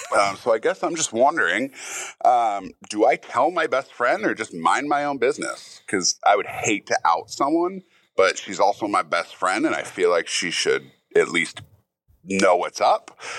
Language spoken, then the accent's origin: English; Saint Paul, Minnesota, United States; I'm from Saint Paul, Minnesota